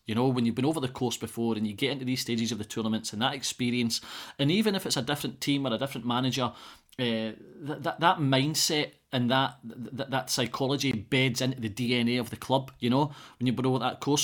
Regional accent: Scotland, United Kingdom; being a Scotsman

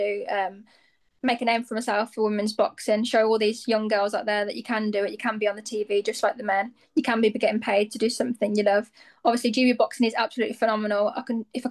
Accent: near Aston, West Midlands, United Kingdom; near my hometown

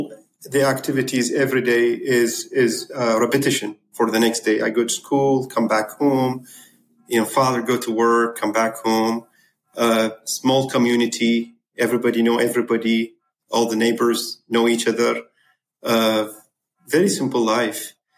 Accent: Zubair, Basra Governorate, Iraq; English is a second language; moved away as an adult; now in Houston, United States; I was born in South Iraq, small town called Zubair, which is very close to Kuwait country. That's in Basra province.

